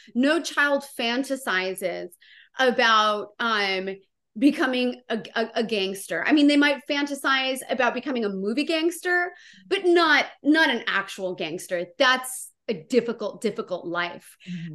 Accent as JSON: {"language": "English", "town": "Santa Maria", "region": "California", "country": "United States", "tie": "born or raised there", "said": "my hometown"}